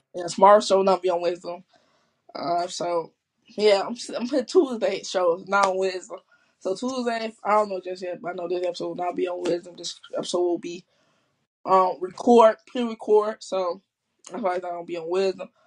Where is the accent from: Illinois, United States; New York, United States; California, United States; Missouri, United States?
Illinois, United States; Chicago; I'm from Chicago. I'm born and raised from Chicago